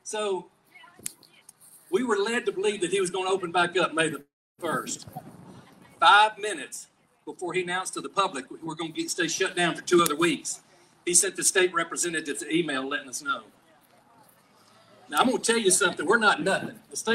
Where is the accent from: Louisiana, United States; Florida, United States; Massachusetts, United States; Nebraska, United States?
Louisiana, United States; Bibby; My hometown is Bibby, Louisiana. It's about 2 miles from Texas and about 6 miles from Arkansas